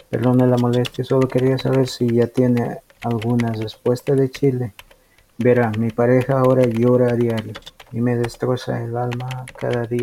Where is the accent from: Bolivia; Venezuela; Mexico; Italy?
Bolivia; now in United States; soy boliviano. Vivo en Estados Unidos